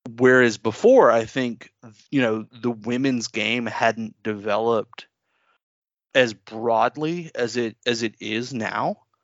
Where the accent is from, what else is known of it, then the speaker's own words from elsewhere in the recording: the South, United States; accent: southern; somebody who's here in the South and they've got an accent, I'll hear my accent start to come out